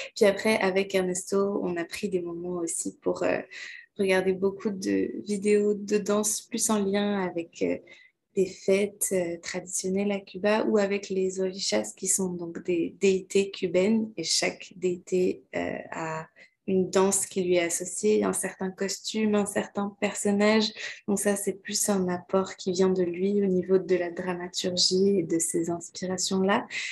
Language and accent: French; Quebec, Canada; also born or lived in France / Martinique (ancestry); Je suis née en France et j'ai passé la plupart de ma vie au Québec. J'ai vraiment grandi au Québec.